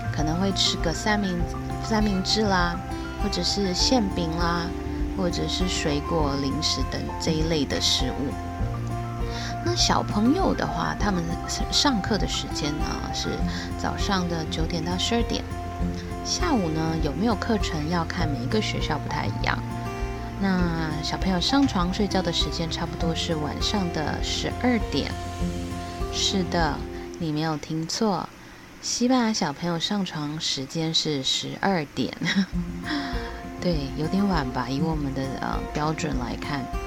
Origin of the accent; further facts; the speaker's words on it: Taiwan; 我是来自台湾